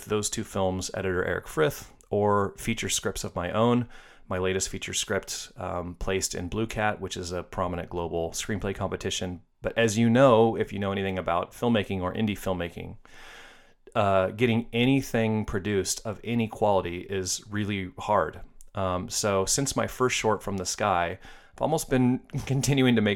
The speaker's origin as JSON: {"language": "English", "town": "Seattle", "region": "Washington", "country": "United States", "tie": "born or raised there", "said": "I went to film school at Seattle Film Institute in my hometown of Seattle, where I still live"}